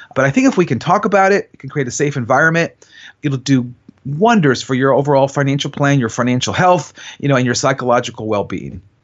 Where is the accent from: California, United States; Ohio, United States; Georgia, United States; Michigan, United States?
Ohio, United States; Cleveland; now in Columbus, United States; I'm from Cleveland